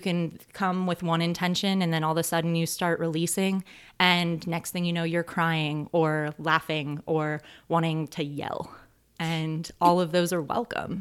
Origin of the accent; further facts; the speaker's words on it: North Georgia, United States; moved away as an adult; now in Arcata, United States; southern town in Georgia that I grew up